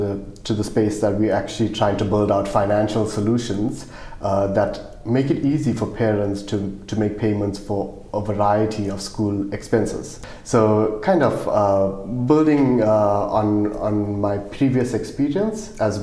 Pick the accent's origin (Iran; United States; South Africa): South Africa; accent: South African; moved away as an adult; now in Australia; I'm South African, if you can't tell by my accent.